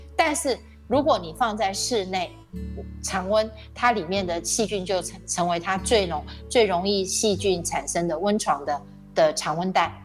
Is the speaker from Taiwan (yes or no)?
yes; Taiwan; 咱们台湾人更觉得读哲哲学找不到工作。